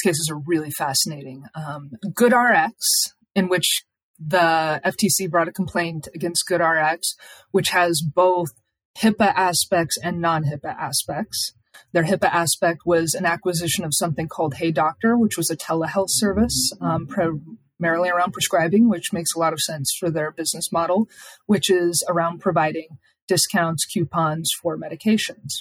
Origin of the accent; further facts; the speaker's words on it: Idaho, United States; Idaho is my home state